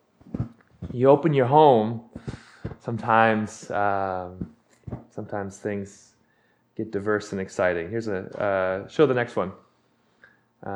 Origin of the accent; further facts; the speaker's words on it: Big Island, Hawaii, United States; moved away as an adult; now in Portland, United States; I'm from Hawaii. And she, we got married, and we moved back to my hometown on the Big Island